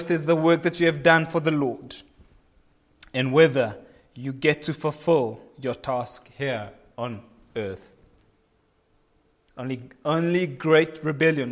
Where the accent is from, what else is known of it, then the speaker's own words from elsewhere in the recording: Kenya; now in South Africa; I am a Kenyan by birth